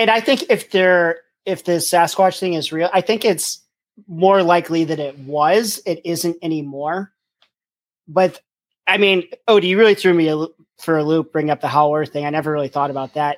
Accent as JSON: {"language": "English", "region": "Pennsylvania", "country": "United States", "moved": "yes", "lives_now": "Virginia, United States", "said": "I'm from Pennsylvania and I live in Virginia now"}